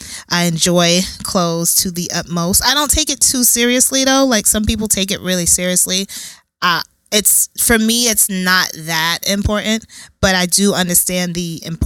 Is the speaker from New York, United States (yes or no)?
yes; New York City, New York, United States; I'm from Brooklyn, born and raised. My mom and my dad are from West Africa, Ghana.